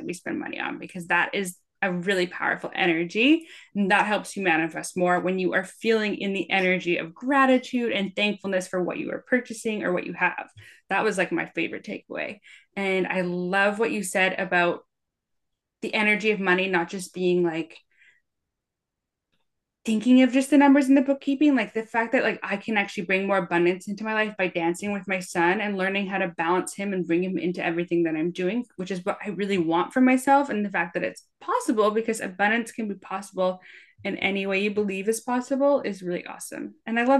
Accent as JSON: {"language": "English", "country": "Canada", "said": "I'm Canadian"}